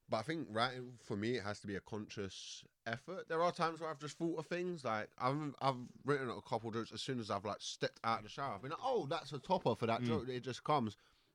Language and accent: English; Croydon, London, United Kingdom; so I'm from Croydon. So even if I'm like, I'm up through in Stonebridge at the moment